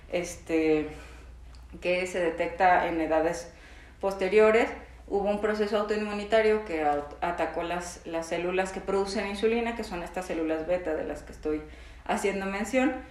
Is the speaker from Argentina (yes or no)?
no; Mexico; si mis papás, por ejemplo, tuvieron diabetes tipo 2 y aparte soy mexicano, este, tengo mayor predisposición a tener